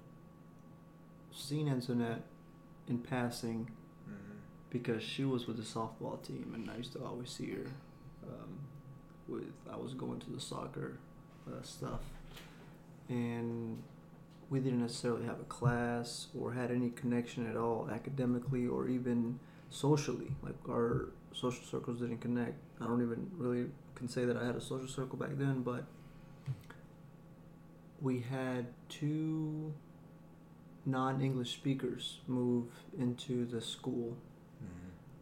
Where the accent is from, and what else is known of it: Thomson, Georgia, United States; born or raised there; also born or lived in Chihuahua, Mexico / Juarez, Mexico / El Paso, Texas